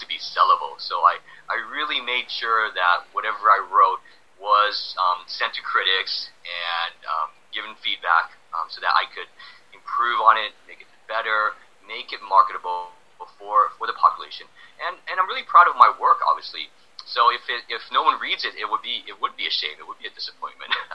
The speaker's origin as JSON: {"language": "English", "area": "Silicon Valley", "region": "California", "country": "United States", "tie": "born or raised there", "also_born_or_lived": "Prague / Antigua / Poznań, Poland", "moved": "as an adult", "said": "growing up, say in the Silicon Valley of California"}